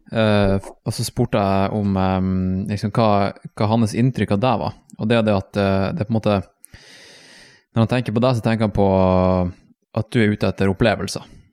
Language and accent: Norwegian; Tromsø, Troms, Norway; moved away; når jeg vokste opp i Tromsø